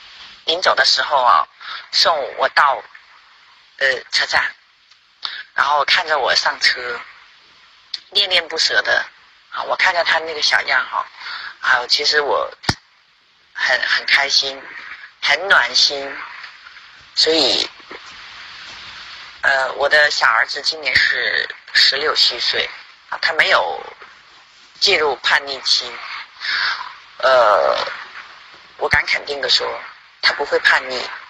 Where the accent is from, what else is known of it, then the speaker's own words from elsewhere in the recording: Qingdao, Shandong, China; 谢谢大家，我是来自青岛的